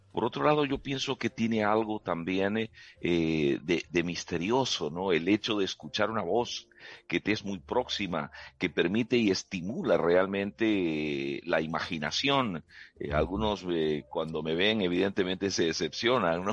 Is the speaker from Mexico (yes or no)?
no; Peru; moved away as an adult; now in Spain; yo soy peruano, eh, digamos, de origen, aunque mi, ciudadanía de adopción es española